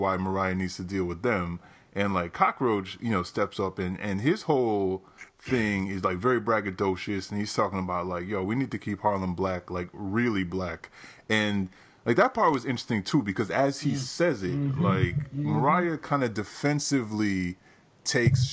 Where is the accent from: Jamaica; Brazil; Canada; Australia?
Jamaica; as a Jamaican myself